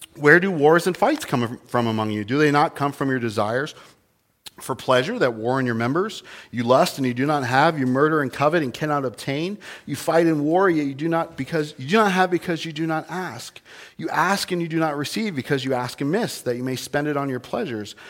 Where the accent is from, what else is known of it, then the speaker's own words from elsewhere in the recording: New Jersey, United States; I was born in New Jersey, the Garden State, regrettably, but it's not a garden